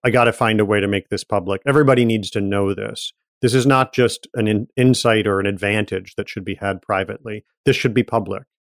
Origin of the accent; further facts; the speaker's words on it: Ann Arbor, Michigan, United States; also born or lived in Detroit area; I was born outside Detroit and grew up in Michigan